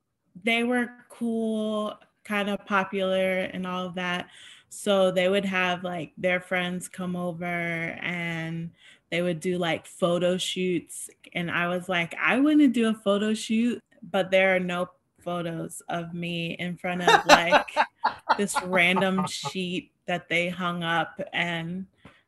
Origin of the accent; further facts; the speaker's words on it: Springfield, Ohio, United States; I grew up in Ohio, and I have two older brothers